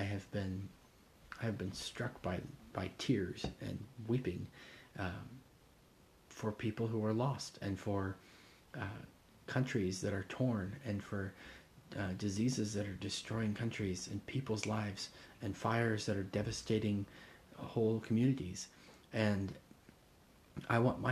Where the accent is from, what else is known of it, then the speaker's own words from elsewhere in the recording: Indonesia; moved away; Growing up in Indonesia